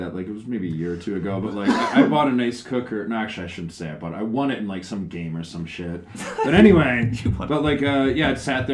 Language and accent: English; Chicago, Illinois, United States; now in Japan; I'm from Chicago